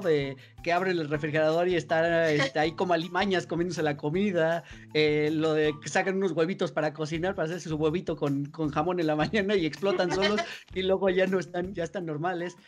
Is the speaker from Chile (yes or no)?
no; Mexico; como mexicanos